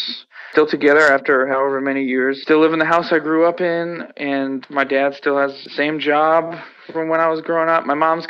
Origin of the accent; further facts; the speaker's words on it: Worcester, Massachusetts, United States; But also growing up in Worcester obviously made the band because I met the people that also lived in Worcester